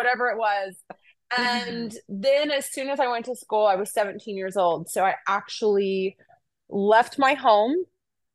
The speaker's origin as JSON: {"language": "English", "region": "Oklahoma", "country": "United States", "said": "I'm from Oklahoma"}